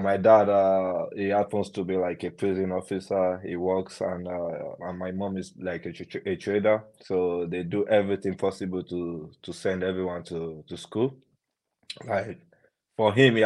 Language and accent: English; Ilorin, Kwara, Nigeria; now in Nottingham, United Kingdom; I grew up in Ilorin